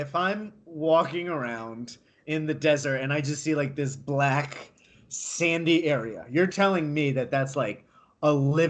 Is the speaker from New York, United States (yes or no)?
yes; New York, United States; moved away as an adult; now in Arizona, United States; I'm a New Yorker.